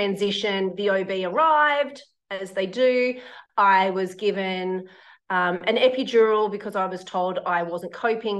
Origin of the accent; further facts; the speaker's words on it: Sydney, New South Wales, Australia; moved away as an adult; now in Brisbane, Australia; So I used to live in Sydney. I'm originally from Sydney.